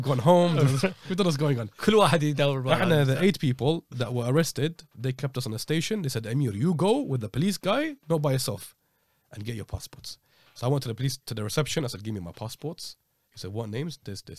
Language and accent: English; United Kingdom; because we said we're British